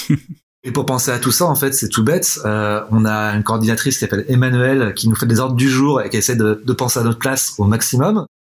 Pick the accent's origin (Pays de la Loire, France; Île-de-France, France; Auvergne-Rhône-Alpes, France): Pays de la Loire, France; Nantes; moi historiquement, je suis nantais